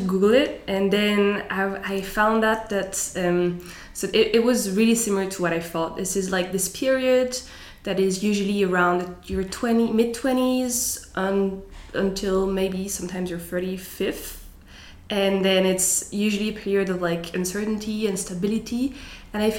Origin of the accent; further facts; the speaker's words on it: Strasbourg, Grand Est, France; moved away as an adult; now in Zurich, Switzerland; I was born in France, in Strasbourg. And I moved to Zurich in September 2022 for work.